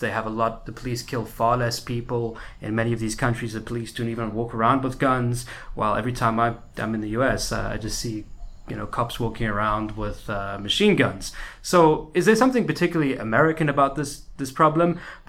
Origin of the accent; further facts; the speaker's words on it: South Africa; I come from a very different society. I'm from South Africa, which has got a whole different set of problems.